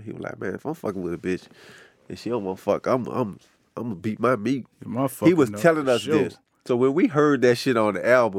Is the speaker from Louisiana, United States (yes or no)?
yes; New Orleans, Louisiana, United States; I didn't rap like I was from New Orleans